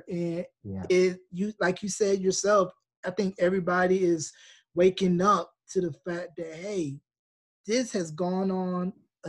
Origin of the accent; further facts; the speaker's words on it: North Carolina, United States; moved away as an adult; now in New Mexico, United States; I'm originally from North Carolina in the U.S., and I moved out to New Mexico about 6 years ago, where my wife is from.